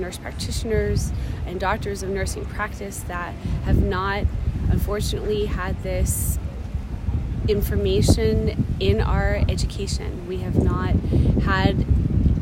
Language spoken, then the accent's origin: English; United States; We are all from the United States